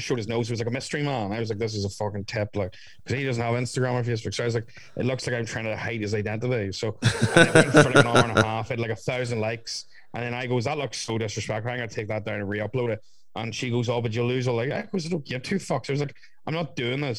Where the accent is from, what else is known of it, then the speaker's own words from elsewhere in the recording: Ireland; I'm from Ireland